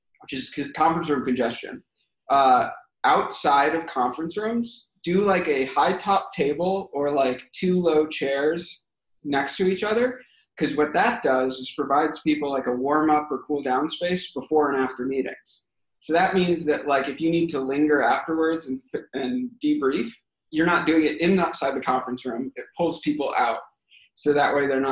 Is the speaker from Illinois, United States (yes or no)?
no; Boston, Massachusetts, United States; I'm from Boston